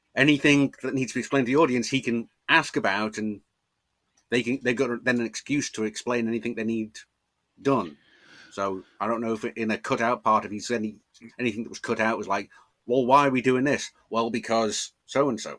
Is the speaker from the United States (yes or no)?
no; Liverpool, North West England, United Kingdom; I grew up in Liverpool.